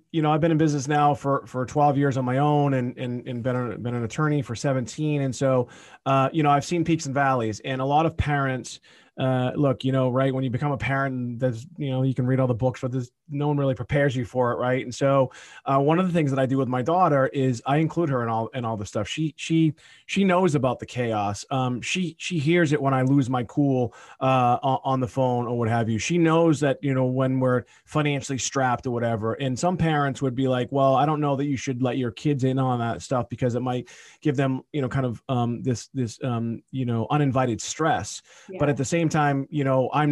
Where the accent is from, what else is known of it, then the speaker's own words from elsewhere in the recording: Boston area, Massachusetts, United States; I'm here in my hometown where I grew up